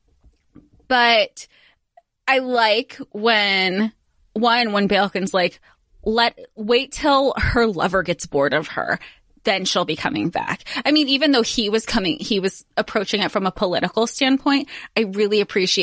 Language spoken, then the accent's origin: English; Florida, United States; now in New York, United States; I grew up in Florida, but here I am in New York